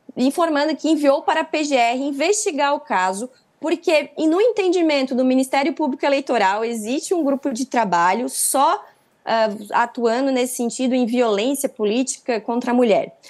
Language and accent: Portuguese; Santa Catarina, Brazil; Agora eu sou de Santa Catarina, né? Eu sou de Santa Catarina